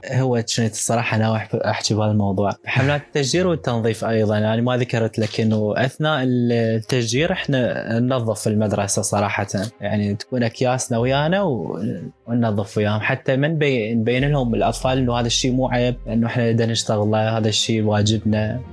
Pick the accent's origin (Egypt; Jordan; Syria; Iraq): Iraq; إحنا كعراقيين وكحضاراتنا